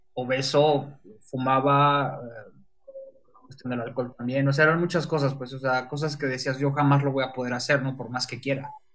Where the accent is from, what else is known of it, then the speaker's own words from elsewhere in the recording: Mexico; now in Puebla, Mexico; soy fotógrafo de México, paisaje, estoy basado aquí en Puebla